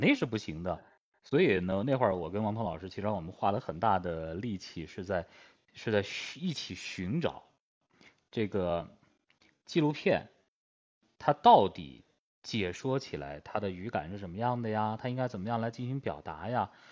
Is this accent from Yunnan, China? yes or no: yes; Yunnan, China; 我是云南的